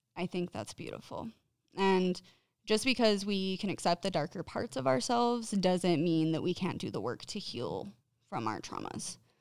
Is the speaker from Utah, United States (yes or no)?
yes; Clearfield, Utah, United States; I've grown up in Utah my entire life, mostly in the northern Utah area around Clearfield